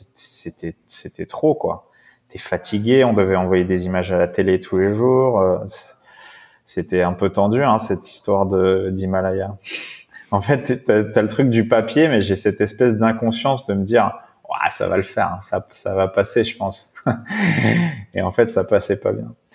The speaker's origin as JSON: {"language": "French", "town": "La Courneuve", "region": "Île-de-France", "country": "France", "tie": "born or raised there", "also_born_or_lived": "Paris / Brittany", "said": "j'ai été élevé dans le 93"}